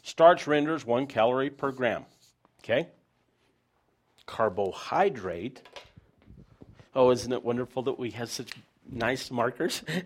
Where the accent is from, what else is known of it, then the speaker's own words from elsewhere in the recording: United States; I'm an American